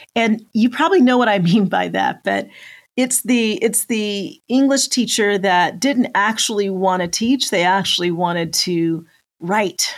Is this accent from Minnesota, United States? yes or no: no; just outside of Denver, Colorado, United States; moved away as an adult; also born or lived in Metro Atlanta; now in Atlanta, United States; we grew up just outside of Denver, that we were both living in Metro Atlanta